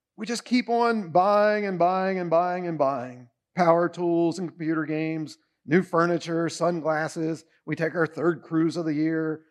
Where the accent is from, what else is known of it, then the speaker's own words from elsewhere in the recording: United States; We are rich beyond belief as Americans